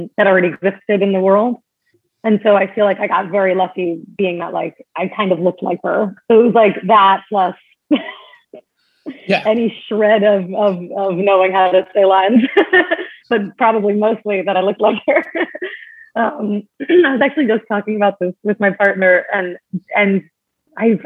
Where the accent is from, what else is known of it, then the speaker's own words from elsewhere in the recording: New York, United States; also born or lived in Long Island; I grew up in New York. I was born on Long Island